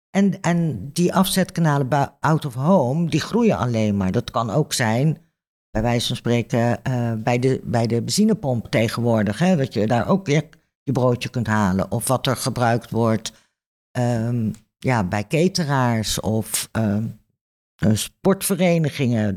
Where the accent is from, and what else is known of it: Netherlands